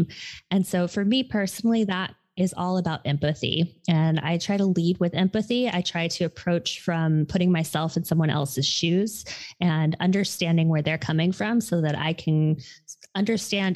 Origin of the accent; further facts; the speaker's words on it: Hawaii, United States; moved away; I am originally from Hawaii, and I had gone home to help my mother